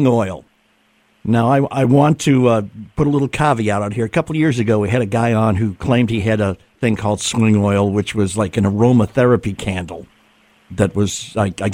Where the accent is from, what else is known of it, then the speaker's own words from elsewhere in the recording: New England, United States; moved away; I'm originally from New England too